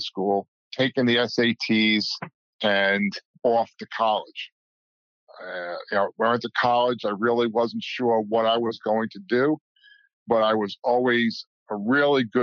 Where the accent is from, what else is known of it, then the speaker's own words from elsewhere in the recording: Palisades Park, New Jersey, United States; I grew up in a small town, Palisades Park, New Jersey, right in Bergen County, Fort Lee area.